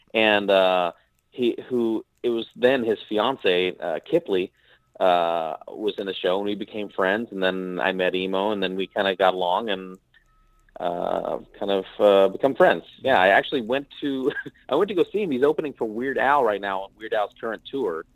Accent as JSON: {"language": "English", "area": "Missouri", "region": "Nebraska", "country": "United States", "tie": "born or raised there", "also_born_or_lived": "Philippines", "moved": "yes", "said": "My mom's from the Philippines. My dad is from Nebraska. So I lived most of, grew up most of the time in Missouri, Nebraska, around that area"}